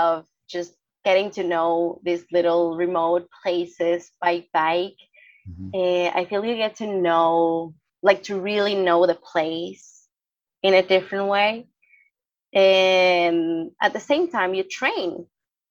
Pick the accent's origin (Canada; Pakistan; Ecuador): Ecuador; Quito, Pichincha; I am from Quito.